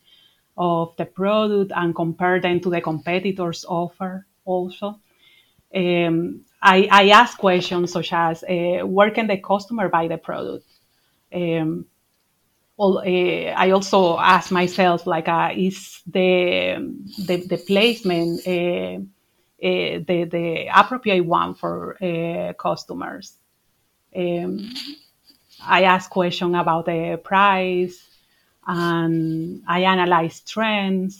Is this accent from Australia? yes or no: no; Dominican Republic; also born or lived in Madrid, Spain; now in Ireland; I'm originally from the Dominican Republic